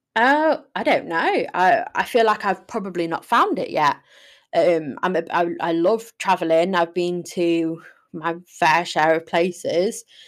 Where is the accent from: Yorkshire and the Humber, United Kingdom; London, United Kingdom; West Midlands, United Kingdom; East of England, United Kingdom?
Yorkshire and the Humber, United Kingdom; Sheffield; I'm from Sheffield. I love Sheffield. It's a beautiful place to live.